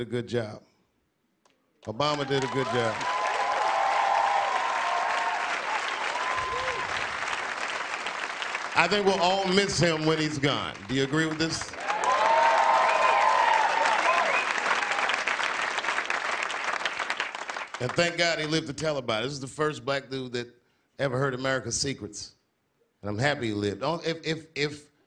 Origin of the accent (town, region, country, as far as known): Washington, District of Columbia, United States; born or raised there; moved away